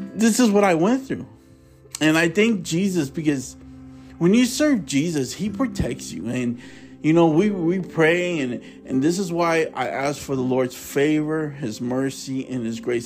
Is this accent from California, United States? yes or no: yes; Tulare, California, United States; also born or lived in Fresno, California; I was born in Fresno. I was raised in Tulare